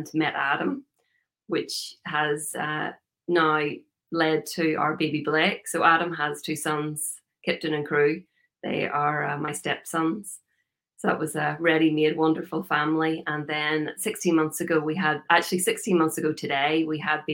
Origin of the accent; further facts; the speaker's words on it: Northern Ireland, United Kingdom; moved away as an adult; now in United States; I'm originally from Northern Ireland. You can probably hear by the accent. I lived there for a long time, 37 years